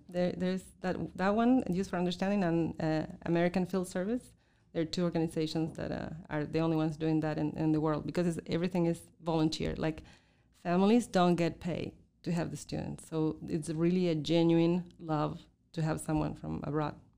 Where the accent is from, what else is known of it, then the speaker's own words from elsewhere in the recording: southern Argentina, Argentina; English is a second language; moved away as an adult; also born or lived in Russia / China; now in Montreal, Canada; I was born in Argentina, in the very south of Argentina, where it's cold and there are penguins and whales